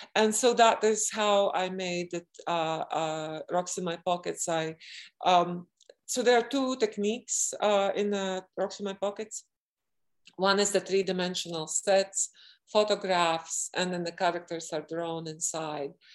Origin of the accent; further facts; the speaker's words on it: Latvia; I was born in Latvia, where there are two extremes